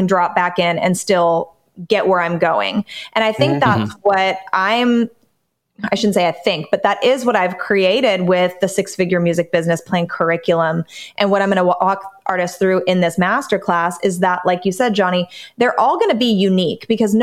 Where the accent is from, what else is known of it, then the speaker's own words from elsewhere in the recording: Southern California, United States; I grew up in Southern California, literally 20 minutes from Disneyland